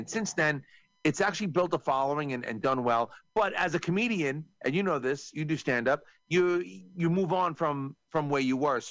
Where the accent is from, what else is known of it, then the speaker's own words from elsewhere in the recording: New York, United States; I'm from New York